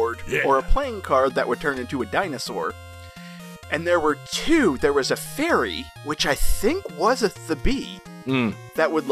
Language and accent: English; small town Florida, United States; you didn't have that in small town Florida